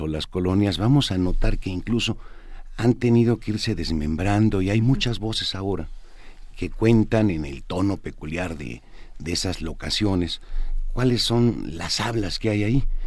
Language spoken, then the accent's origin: Spanish; Mexico City, Mexico; soy chilango de tres generaciones aquí